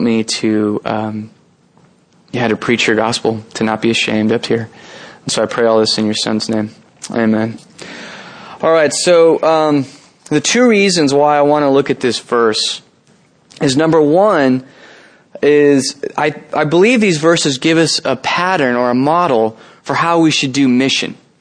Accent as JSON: {"language": "English", "town": "San Jose", "region": "California", "country": "United States", "tie": "born or raised there", "said": "I'm actually from San Jose. I was born and raised here"}